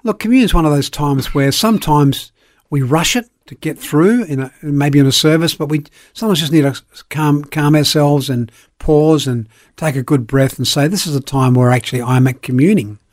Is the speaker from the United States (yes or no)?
no; Elizabeth, South Australia, Australia; also born or lived in Belfast, Northern Ireland / Perth / Sydney; I grew up in Elizabeth, played a lot of sport, was with high school, went to university